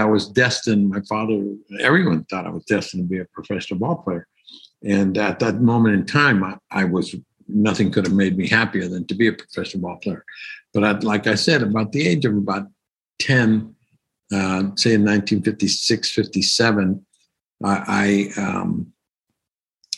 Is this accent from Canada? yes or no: no; Los Angeles, California, United States; I was born in East L.A., in the barrio of East L.A. in Boyle Heights.